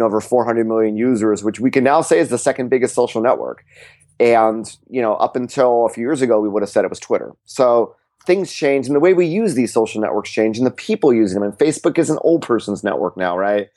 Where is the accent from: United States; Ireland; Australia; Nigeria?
United States; California; I'm from California